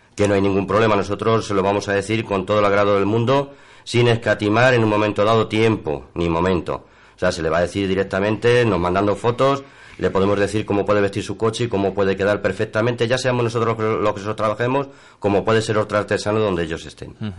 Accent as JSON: {"language": "Spanish", "region": "Extremadura", "country": "Spain", "said": "soy extremeño."}